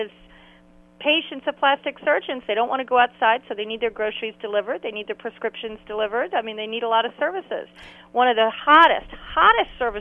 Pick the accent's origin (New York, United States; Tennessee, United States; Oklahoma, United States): New York, United States; New York City; now in North Carolina, United States; I grew up in New York City